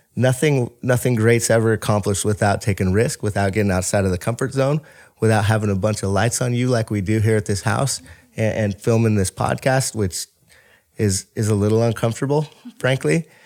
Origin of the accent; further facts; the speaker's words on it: Bothell, Washington, United States; I was born and raised in Bothell, Washington